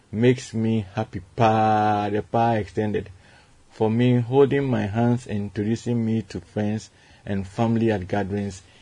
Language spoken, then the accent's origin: English; Madina, Greater Accra, Ghana; from Madina.